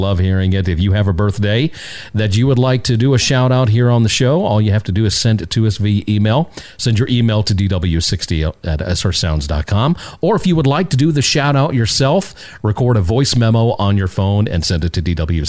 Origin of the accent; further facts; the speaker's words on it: Kentucky, United States; helping with the cleanup in my home state of Kentucky and the rest of the states that were affected by the massive tornado that went through last week.